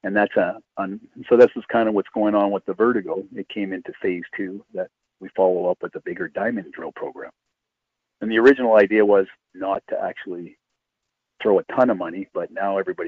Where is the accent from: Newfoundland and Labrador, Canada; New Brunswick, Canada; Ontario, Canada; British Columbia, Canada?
Ontario, Canada; Timmins; I'm from Timmins